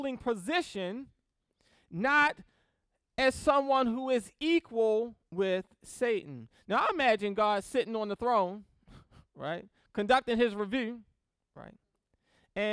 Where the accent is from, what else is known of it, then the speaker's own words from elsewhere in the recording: Baltimore, Maryland, United States; I grew up in Baltimore City